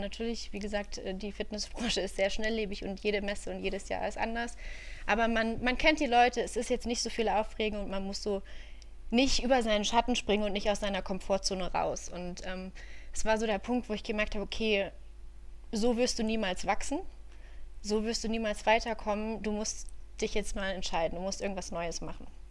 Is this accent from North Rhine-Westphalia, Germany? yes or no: yes; Düsseldorf, North Rhine-Westphalia, Germany; drei Monate in Düsseldorf, ähm, meiner Heimatstadt. Ich bin ein Düsseldorfer Mädchen